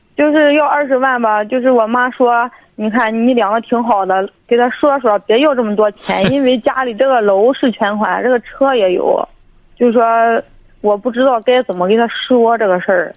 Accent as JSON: {"language": "Chinese", "town": "Dezhou", "region": "Shandong", "country": "China", "said": "我是那个德州这一块儿的"}